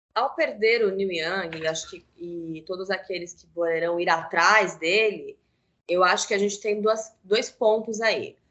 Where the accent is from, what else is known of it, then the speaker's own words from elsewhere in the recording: Brazil; Nós não somos americanos, nem europeus